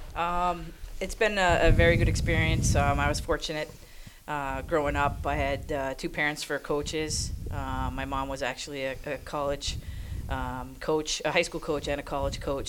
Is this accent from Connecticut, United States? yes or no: no; Maine, United States; I grew up in Maine